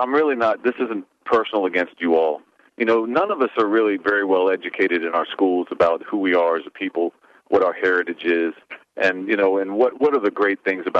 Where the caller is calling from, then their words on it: Charlottesville, Virginia, United States; Hey, I'm in Charlottesville.